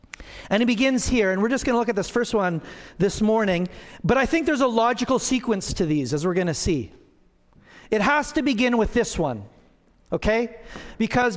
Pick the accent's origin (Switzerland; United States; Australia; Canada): Canada; Alberta; now in Manitoba, Canada; I grew up in Alberta on the foothills.